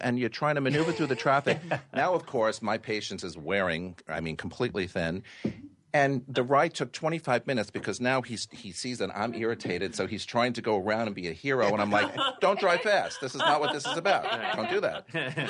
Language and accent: English; New York City, New York, United States; But you know, being a New Yorker, it's because I like to be here way before 8 o'clock